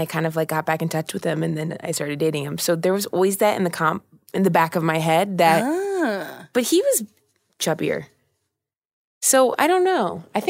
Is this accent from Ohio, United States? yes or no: yes; Ohio, United States; I grew up in Ohio